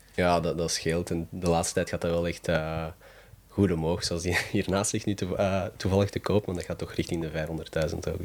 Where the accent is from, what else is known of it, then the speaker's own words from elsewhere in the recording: Mechelen, Flanders, Belgium; ik ben altijd van Mechelen geweest, dus ik ben hier opgegroeid.